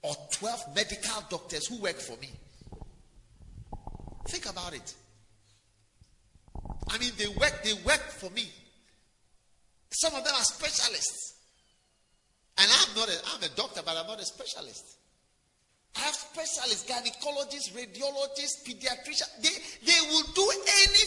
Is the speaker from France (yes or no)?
no; Ghana; I'm from Ghana